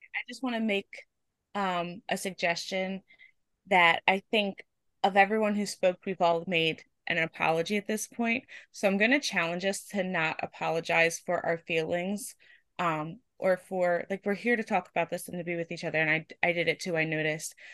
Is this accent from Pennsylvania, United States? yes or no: yes; Pennsylvania, United States; I am from Pennsylvania in the United States.